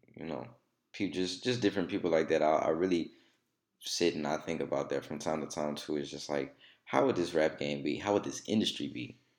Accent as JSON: {"language": "English", "town": "Alexandria", "region": "Louisiana", "country": "United States", "tie": "born or raised there", "said": "coming from Alexandria"}